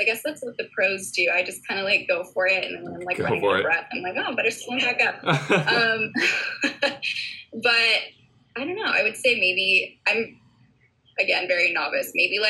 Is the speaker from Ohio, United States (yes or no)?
no; Santa Cruz, California, United States; moved away as an adult; also born or lived in Santa Barbara, California; now in Kona, Hawaii, United States; So I grew up in Santa Cruz, California. I lived there until I was like 20, 21.